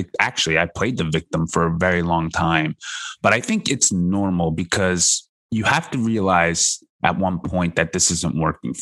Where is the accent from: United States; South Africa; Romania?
United States; also born or lived in South Korea; We have a white and Americanized upbringing a little bit more than Asian or a third generation Asian here in America.